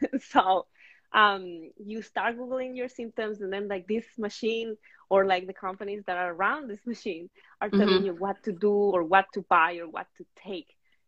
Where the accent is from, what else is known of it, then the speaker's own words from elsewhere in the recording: Venezuela; moved away as an adult; also born or lived in Brooklyn, United States; now in United States; I am from Venezuela. I moved to the States about 7 years ago and mainly lived in Brooklyn.